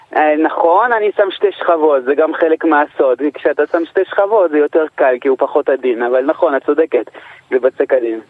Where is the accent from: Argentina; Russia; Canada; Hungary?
Canada; moved away as an adult; also born or lived in Morocco (parents); now in Israel; אני נולדתי בקנדה, אבל המשפחה שלי, מה שנקרא, עברה בקנדה, בדרך לישראל. אה, עליתי לארץ לפני שלוש עשרה שנה